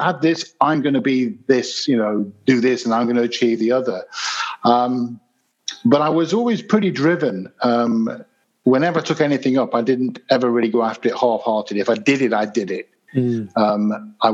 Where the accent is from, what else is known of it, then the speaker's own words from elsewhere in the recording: Leicester, East Midlands, United Kingdom; also born or lived in Birstall; I was born in the centre of Leicester in the UK, which is in the Midlands